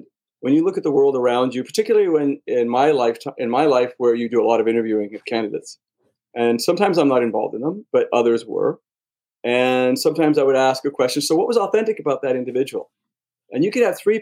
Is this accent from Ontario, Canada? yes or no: no; Montreal, Quebec, Canada; I'm a Canadian born, so I was born in Montreal